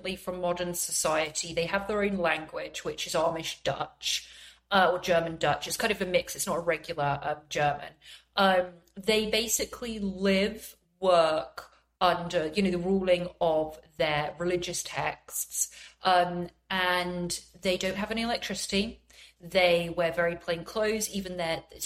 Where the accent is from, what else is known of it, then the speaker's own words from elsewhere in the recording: England, United Kingdom; I'm from England